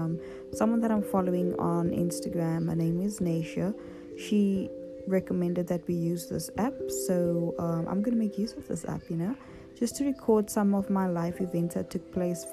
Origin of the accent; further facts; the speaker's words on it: Cape Town, Western Cape, South Africa; I'm from Cape Town, 22 years young.